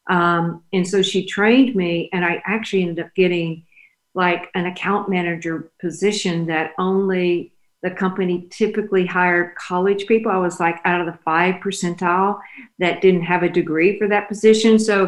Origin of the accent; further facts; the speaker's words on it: Oak Grove, Louisiana, United States; moved away as an adult; now in Dallas, United States; I was born in Oak Grove, Louisiana. So, and that's a very, very tiny rural area. My dad was a small farmer